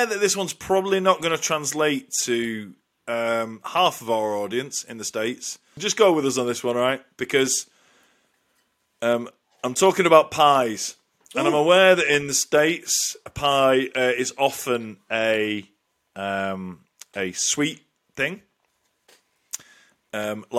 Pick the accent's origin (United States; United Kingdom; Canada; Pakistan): United Kingdom; Lancashire, North West England; as a northerner, we love our pies, and I'm only saying that because I'm from Lancashire